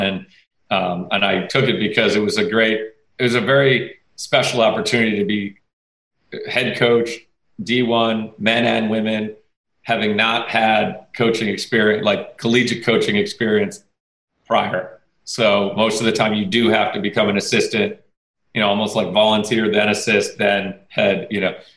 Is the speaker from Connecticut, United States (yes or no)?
yes; Connecticut, United States; I went to Fairfield U because I'm from Connecticut